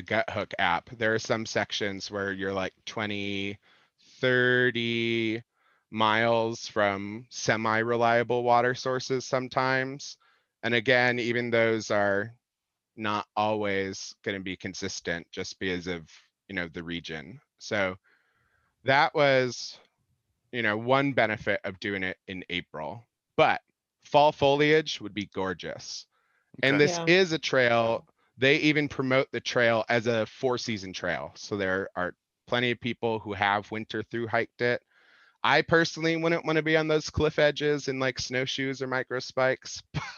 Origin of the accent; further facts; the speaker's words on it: Illinois, United States; I grew up in Illinois